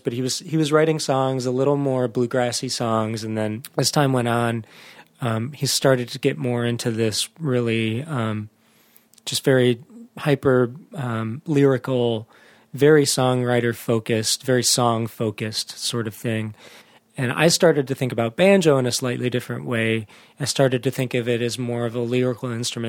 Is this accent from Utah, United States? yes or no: no; Rochester Hills, Michigan, United States; I grew up in Rochester Hills